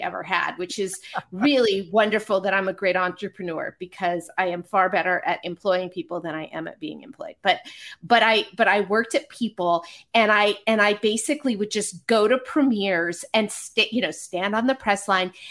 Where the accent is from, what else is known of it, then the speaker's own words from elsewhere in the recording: Marin County, California, United States; moved away as an adult; also born or lived in Connecticut; I grew up in Marin County.